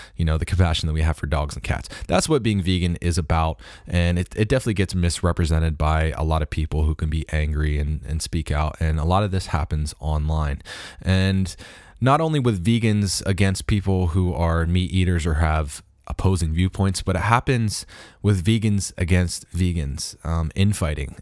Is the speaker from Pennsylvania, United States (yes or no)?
yes; Harrisburg, Pennsylvania, United States; moved away; back home in my hometown of, of Harrisburg, Pennsylvania